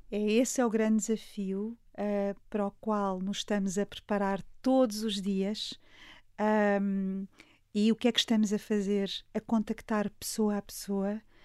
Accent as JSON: {"language": "Portuguese", "town": "Alpiarça", "region": "Santarém District", "country": "Portugal", "tie": "born or raised there", "said": "a minha terra, onde nasci e sempre vivi"}